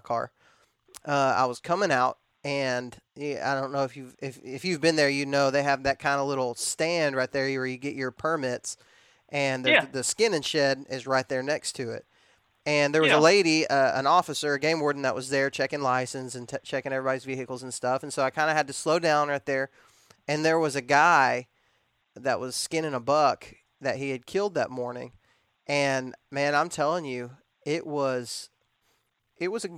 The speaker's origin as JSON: {"language": "English", "region": "Texas", "country": "United States", "moved": "yes", "said": "I'm from Texas originally"}